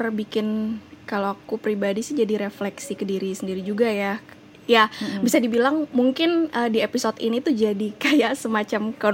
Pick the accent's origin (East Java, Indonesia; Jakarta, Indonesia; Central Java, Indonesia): Jakarta, Indonesia; karena selama ini aku pribadi besar di Pulau Jawa lahir di Jakarta